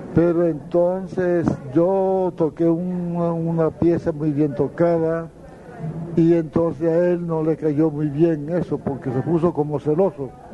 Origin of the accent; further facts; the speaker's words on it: La Jagua del Pilar, La Guajira, Colombia; llegué a Las Aguas, al Pilar, mi pueblo